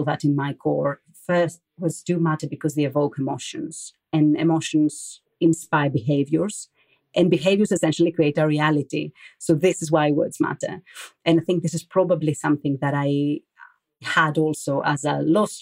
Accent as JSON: {"language": "English", "country": "Greece", "tie": "born or raised there", "also_born_or_lived": "London / France / Athens", "moved": "as an adult", "lives_now": "Germany", "said": "I grew up in Greece. I then moved to London with some time also being spent in France. And now I'm in Germany"}